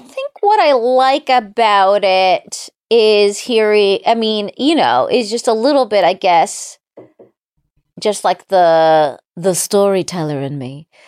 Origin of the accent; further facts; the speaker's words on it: Palm Springs, California, United States; I'm also from Southern California